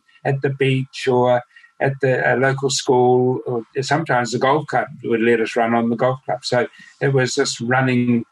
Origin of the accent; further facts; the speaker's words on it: Nelson, New Zealand; I was born in Nelson, mm-hmm. and living out at Stoke, which is not far out